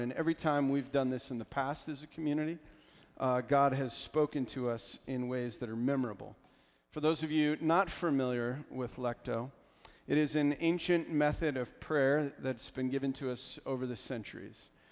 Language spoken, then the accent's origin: English; Pennsylvania, United States; I'm from Pennsylvania